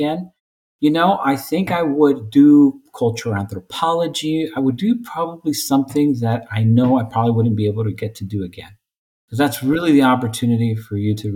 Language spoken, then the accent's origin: English; Selma, California, United States; I grew up in Zulma, California, near Fresno.